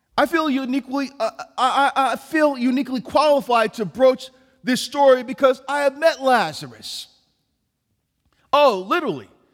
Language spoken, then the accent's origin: English; New York City, New York, United States; I was born in New York City